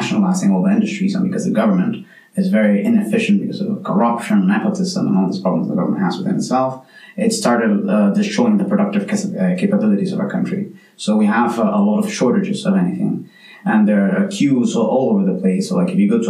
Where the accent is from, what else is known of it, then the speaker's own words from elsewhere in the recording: Venezuela; now in Mostar, Bosnia and Herzegovina; I come from Venezuela